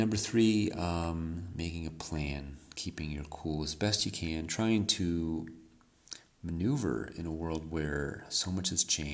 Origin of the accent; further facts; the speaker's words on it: United States; moved away as an adult; now in Mexico; I'm from the United States